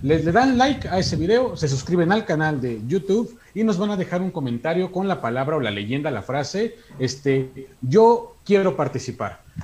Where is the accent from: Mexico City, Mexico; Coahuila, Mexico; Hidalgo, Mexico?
Hidalgo, Mexico; soy de Hidalgo